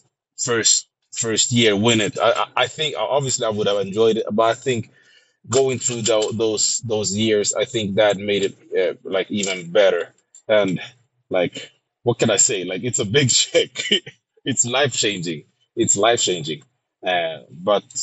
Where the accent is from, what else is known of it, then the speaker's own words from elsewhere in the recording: Sweden; I'm born and raised in Sweden